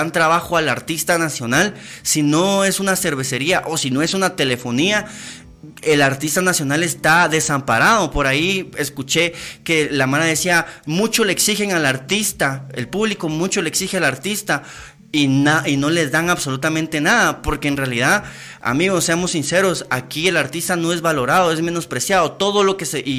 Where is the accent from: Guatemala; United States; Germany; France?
Guatemala; moved away; Yo ya me fui de Guatemala, ya me fui. Yo no vivo en Guatemala, amigos, yo no vivo en Guatemala.